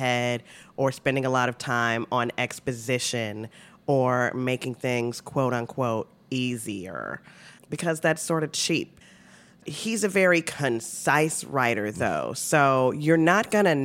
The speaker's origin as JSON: {"language": "English", "town": "Chicago", "region": "Illinois", "country": "United States", "said": "I'm from the South Side."}